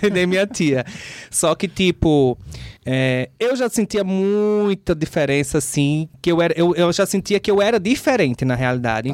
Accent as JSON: {"language": "Portuguese", "town": "Natal", "region": "Rio Grande do Norte", "country": "Brazil", "also_born_or_lived": "São Paulo", "moved": "as an adult", "said": "Quando eu acordei pro mundo, eu saí de Natal. Uhum. Eu fui morar em São Paulo."}